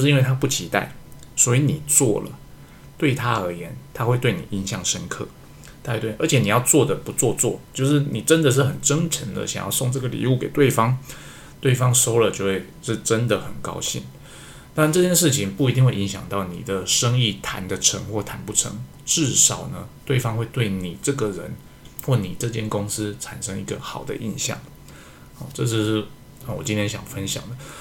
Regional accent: Taiwan; 我身为一个台湾人

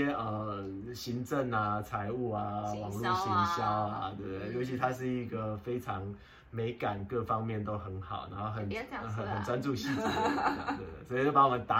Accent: Pingtung County, Taiwan; now in Taipei, Taiwan; 我从屏东嫁来台北，然后给丈母娘照顾，

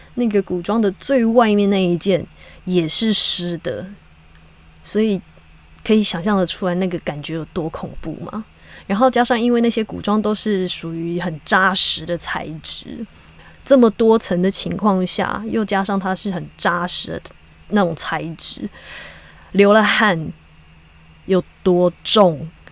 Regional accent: Hakka, Taiwan; 我是客家人，虽然我从小没有就是很 很长的说客家话

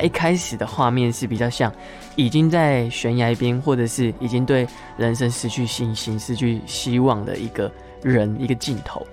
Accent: Miaoli, Miaoli County, Taiwan; moved away as an adult; also born or lived in Taichung; 我从小就在苗栗市长大，苗栗市，然后嗯。在这个地方，不管是学校或者是摊贩，嗯。就是日常生活的所有东西，嗯。其实都充斥着客语。嗯。一直到我大学去台中念书之后

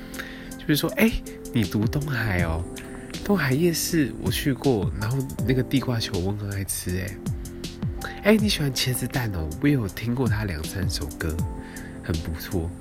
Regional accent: Taiwan; 可对我们台湾人来来讲，说，哎，足球好像并不是一个那么热门的事情。

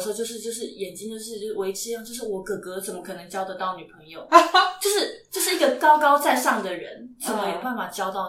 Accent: Taipei, Taiwan; 我是台北的孩子，

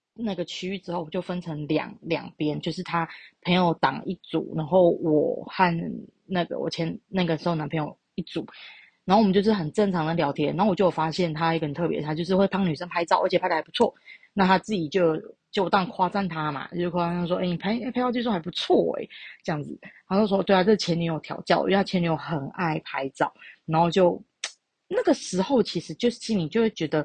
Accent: Taichung, Taiwan; 我是台中人

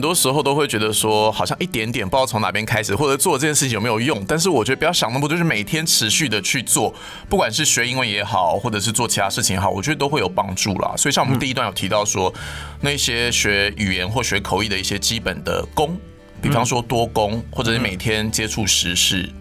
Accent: Taiwan; 我们台湾人

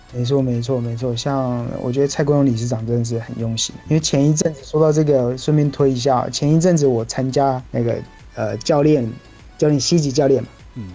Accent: Miaoli County, Taiwan; also born or lived in Pennsylvania, United States; 刚好我是苗栗人

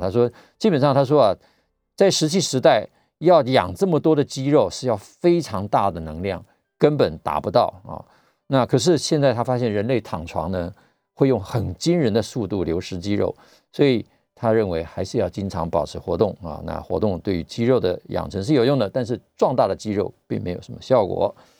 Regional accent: Taiwan; 我们台湾人

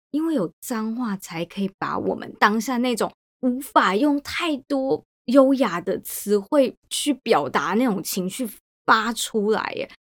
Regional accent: Taiwan; moved away; 我在台湾的成长就是在牛奶之间做变化嘛

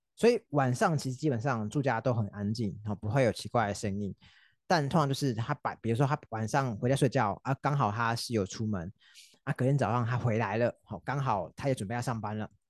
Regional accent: Taipei, Taiwan; 像我们台北因为可能稍微比较拥挤啊

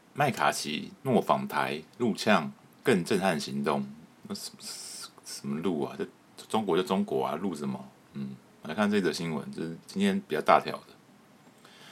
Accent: Taiwan; 我们台湾人

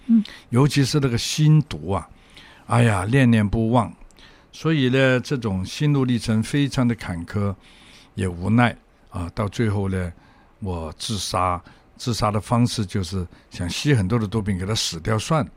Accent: Hong Kong; 我从小在香港生长， 那么也在香港学坏，大概十二、三岁的时候，我就出来鬼混了

